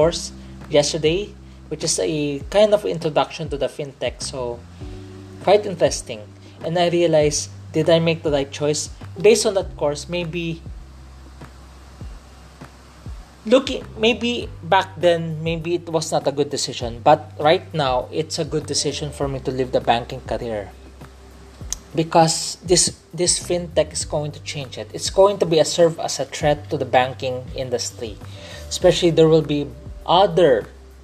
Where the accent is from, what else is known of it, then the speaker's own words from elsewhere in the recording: Philippines; I'm a Filipino. I speak in Tagalog. Well, because in this podcast, I speak in English. Pero tunay na Pilipino ako. I'm a real Filipino. So, growing up here, so my dad grew up here and I grew up here.